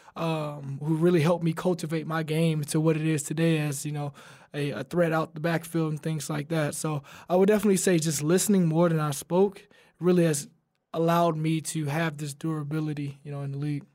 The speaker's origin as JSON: {"language": "English", "region": "Alabama", "country": "United States", "said": "We're both from Alabama"}